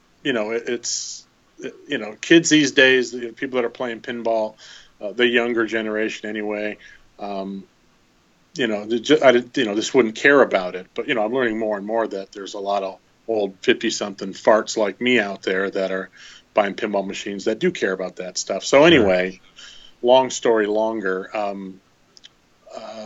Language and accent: English; Michigan, United States; I grew up in Michigan